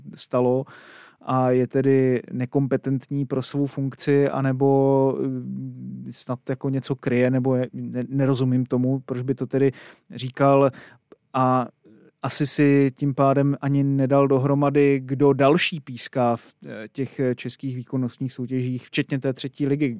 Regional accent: Kroměříž, Zlín Region, Czechia; chodil eh, na gymnázium eh, ve svém rodném městě

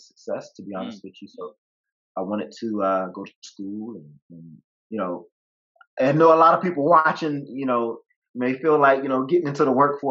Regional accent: the South, United States; I grew up in the South.

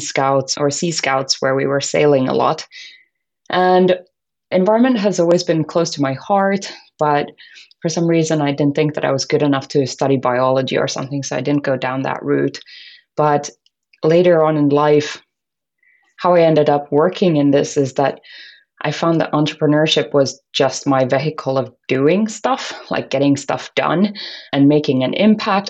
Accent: Finland; I was born and brought up in Finland

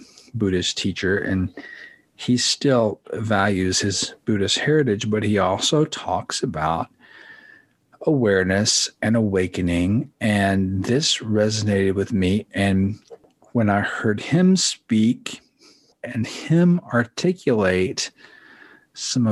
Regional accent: United States; I'm an American kid

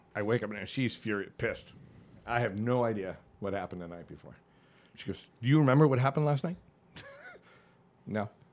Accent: Connecticut, United States; born or raised there; moved away as an adult; also born or lived in Hollywood, Florida / Annapolis, Maryland

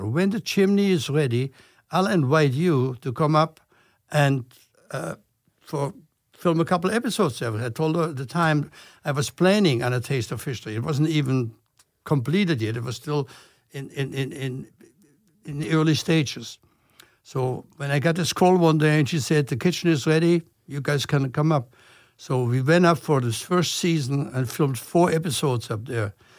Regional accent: Germany; English is a second language; moved away as an adult; now in United States; I'm from Germany, I was supposed to be here only for one year

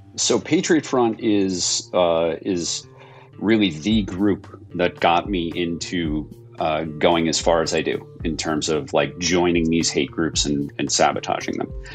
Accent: New York, United States; as a New Yorker who experienced 9 11 from you know, 20 miles away

